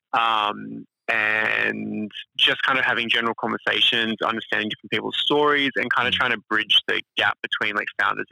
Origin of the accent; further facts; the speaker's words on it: Sydney, New South Wales, Australia; I grew up in Sydney. I grew up most of my life in Beecroft, which is like northwest.